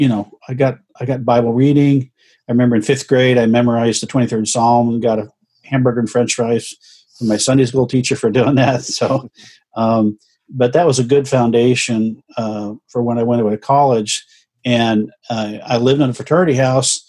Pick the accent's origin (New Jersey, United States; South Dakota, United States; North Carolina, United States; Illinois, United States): Illinois, United States; near St. Louis; moved away as an adult; now in Orlando, United States; actually grew up as a Midwesterner, not too far from St. Louis in Illinois